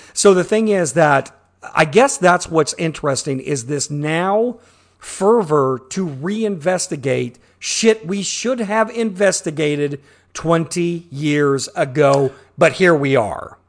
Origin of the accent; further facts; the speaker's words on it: Midwest, United States; born and raised in the Midwest